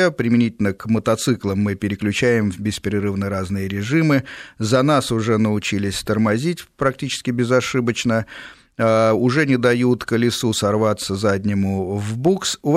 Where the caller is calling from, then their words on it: Lyubertsy, Moscow Oblast, Russia; А, я живу в Люберцах, Подмосковье.